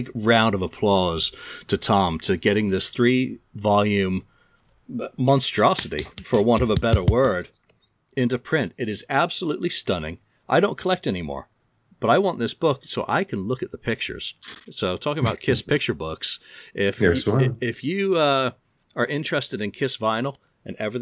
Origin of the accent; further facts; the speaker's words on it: England, United Kingdom; I'm English